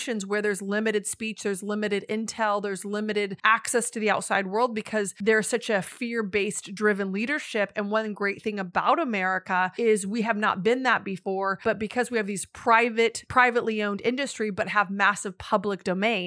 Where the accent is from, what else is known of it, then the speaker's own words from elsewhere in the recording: United States; as an American